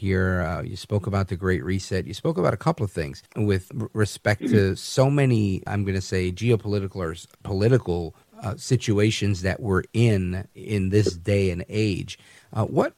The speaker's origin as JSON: {"language": "English", "region": "the West", "country": "United States", "tie": "born or raised there", "said": "I grew up in the West from a Hispanic family, very faith-centered."}